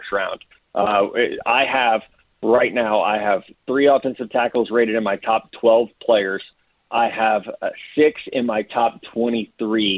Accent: Missouri, United States; here in my home state

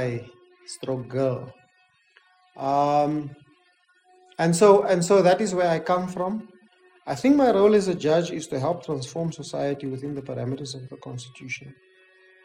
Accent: South Africa; I'm black, I'm a South African

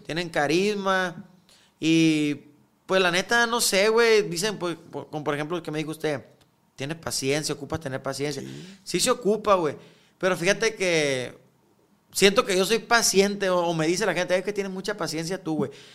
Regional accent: Guamúchil, Sinaloa, Mexico; now in Culiacán, Mexico; Somos de Guamuchil todos, ¿ah? Pero pues yo ya tengo años viviendo aquí

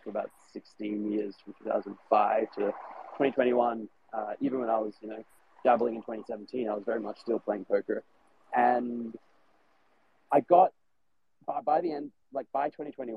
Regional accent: Australia; now in Germany; So I'm living in Germany at the moment, but I'm from Australia.

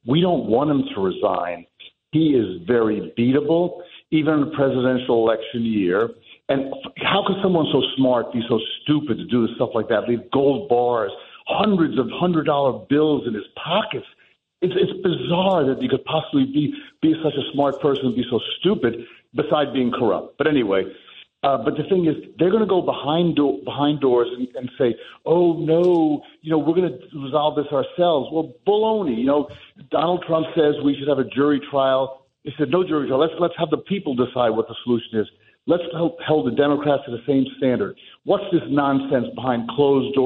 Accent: Union City, New Jersey, United States; we grew up together in Union City, born in the same year

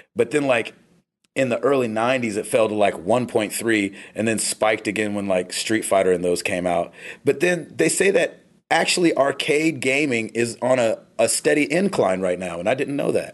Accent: United States; I'm so American

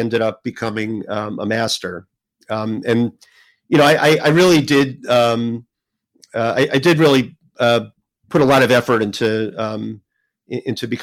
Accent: New Jersey, United States; I grew up in New Jersey

